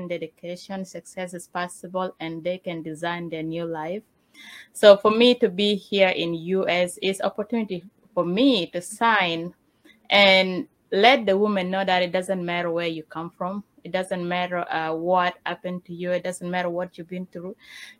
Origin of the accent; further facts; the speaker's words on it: Uganda; also born or lived in South Sudan; now in United States; I was born in refugee camp in Uganda, and I find myself in U.S.